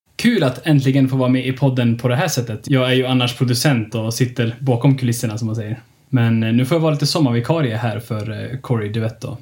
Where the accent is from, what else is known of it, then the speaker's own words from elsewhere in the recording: Kiruna, Norrbotten County, Sweden; Jag är född och uppvuxen i Kiruna